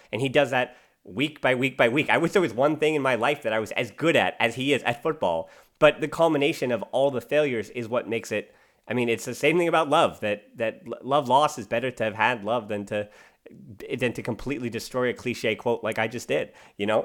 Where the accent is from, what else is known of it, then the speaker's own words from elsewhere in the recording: United States; as an American